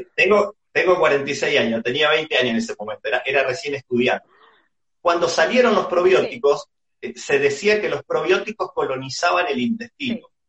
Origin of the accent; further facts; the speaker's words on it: Argentina; como argentino a mí me llena de orgullo